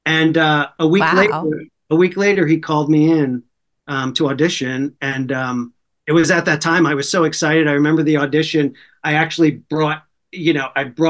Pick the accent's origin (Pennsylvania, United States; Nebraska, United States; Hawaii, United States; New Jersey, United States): New Jersey, United States; moved away; I'm from New Jersey. So I studied in New York